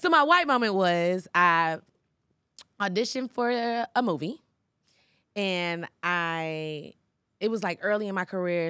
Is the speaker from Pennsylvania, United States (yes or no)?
no; Atlanta, Georgia, United States; also born or lived in Los Angeles; I'm from Atlanta